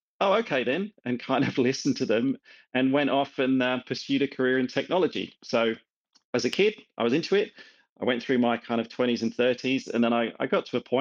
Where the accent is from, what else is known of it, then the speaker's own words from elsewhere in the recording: England, United Kingdom; also born or lived in Scotland (father); now in Melbourne, Australia; I've got a Scottish father and I grew up in England